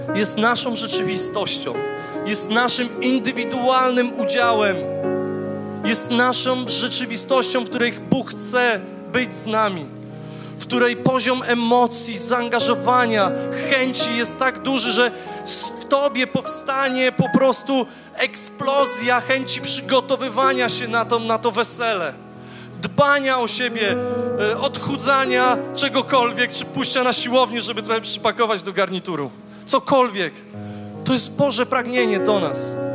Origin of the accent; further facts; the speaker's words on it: Głogów, Lower Silesian Voivodeship, Poland; Ja jestem z Głogowa